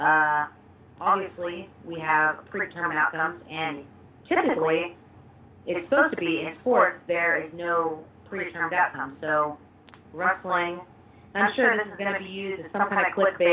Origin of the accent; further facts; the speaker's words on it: Texas, United States; So I'm actually from Texas